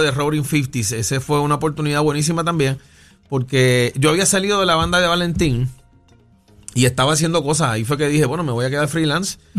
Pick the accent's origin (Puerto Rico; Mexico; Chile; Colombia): Puerto Rico; San Juan; also born or lived in Río Piedras; yo nací en el barrio Venezuela de Río Piedras y me crié entre Puerto Nuevo, Caparra